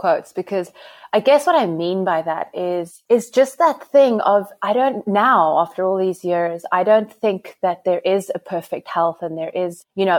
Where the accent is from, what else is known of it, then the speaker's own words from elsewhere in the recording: Namibia; accent: South African; I'm Namibian. I'm Namibian, but I have what you would call a South African accent, because I don't think you know many people from Namibia.